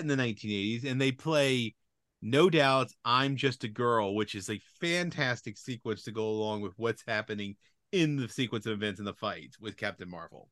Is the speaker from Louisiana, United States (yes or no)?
yes; Louisiana, United States; moved away; growing up in Louisiana